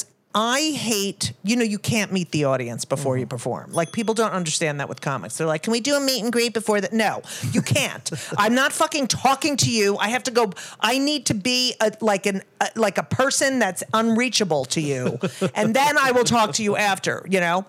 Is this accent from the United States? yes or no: yes; New Jersey, United States; I grew up in New Jersey around Jews and Italians